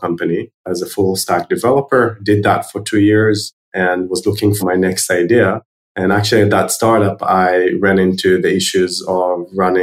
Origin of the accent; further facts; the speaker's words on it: Herzliya, Tel Aviv District, Israel; also born or lived in New York, United States; I was born in Herzliya, which is one of the suburbs of Tel Aviv, Israel